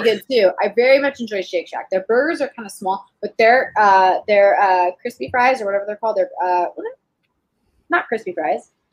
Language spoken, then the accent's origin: English; Texas, United States; also born or lived in Fort Polk, Louisiana; I'm from Texas, and when I was in high school, we uh, our dance team came to California to compete in nationals